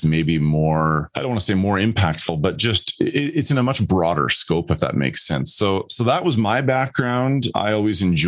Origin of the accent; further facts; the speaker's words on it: Canada; also born or lived in Netherlands; I was born in the Netherlands and moved to Canada when I was just 4 weeks old.